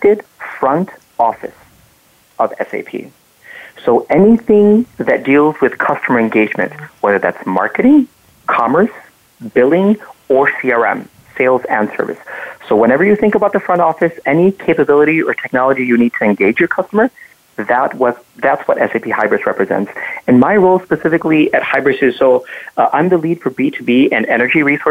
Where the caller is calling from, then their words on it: Chicago, Illinois, United States; I'm calling in from Chicago. That's where I live with my family.